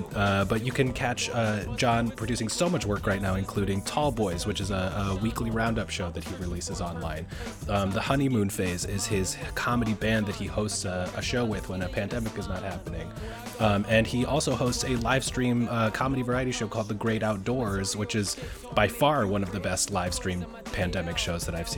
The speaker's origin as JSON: {"language": "English", "region": "New York", "country": "United States", "tie": "born or raised there", "said": "as a New Yorker, as like kind of a lifelong New Yorker"}